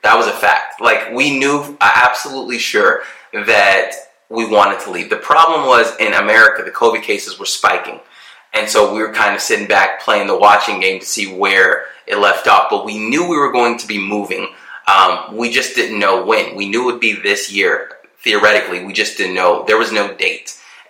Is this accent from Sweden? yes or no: no; Germany; born there; spent my childhood certain years in Europe when I was born in Germany.